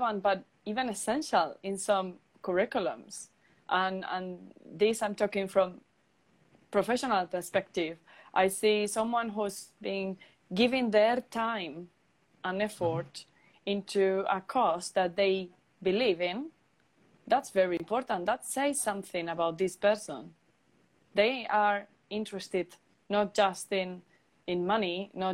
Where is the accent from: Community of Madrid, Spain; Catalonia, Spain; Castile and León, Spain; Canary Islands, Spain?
Castile and León, Spain; Palencia; moved away as an adult; also born or lived in Turin, Italy; now in United Kingdom; in a very small community center in my hometown in the lovely Palencia